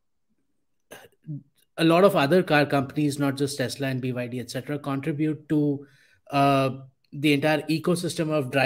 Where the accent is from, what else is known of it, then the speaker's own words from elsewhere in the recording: India; I'm from India